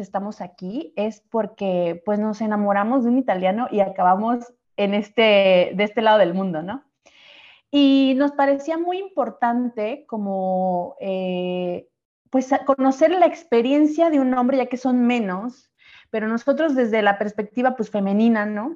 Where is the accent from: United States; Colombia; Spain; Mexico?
Mexico; now in Sardinia, Italy; nuestras experiencias como mexicanas eh, lejos de nuestro país